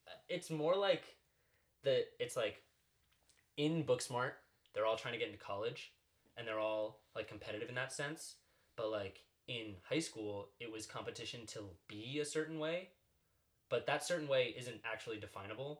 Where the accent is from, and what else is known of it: Long Island, New York, United States; moved away